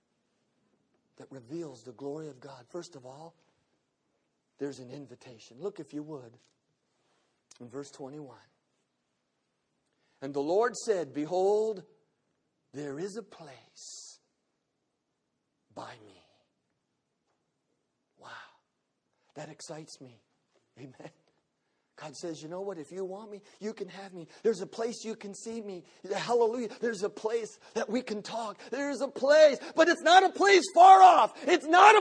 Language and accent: English; the South, United States; I'm from the South.